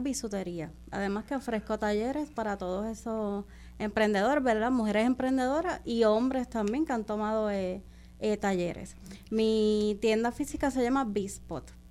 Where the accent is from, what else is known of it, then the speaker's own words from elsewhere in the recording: Caguas, Puerto Rico; soy de Pueblo de Caguas